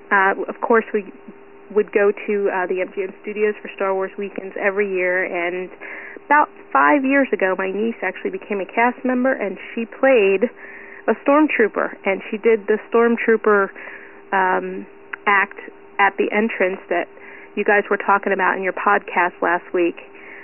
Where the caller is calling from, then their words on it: Brick, New Jersey, United States; also born or lived in Clearwater, Florida; I'm calling you from Brick, New Jersey. Funny thing is, I used to live in Clearwater, Florida for 18 years